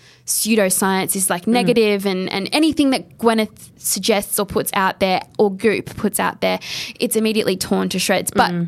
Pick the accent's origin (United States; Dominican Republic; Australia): Australia; …. No, we say that in Australia.